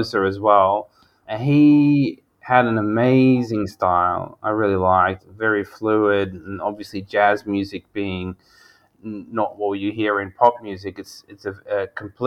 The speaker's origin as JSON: {"language": "English", "country": "Sweden", "tie": "born or raised there", "moved": "yes", "lives_now": "Australia", "said": "where I grew up in Sweden, and then coming here to Australia"}